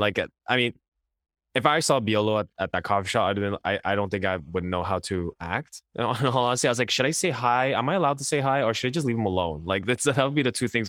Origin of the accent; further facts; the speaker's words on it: Quebec, Canada; we grew up in Quebec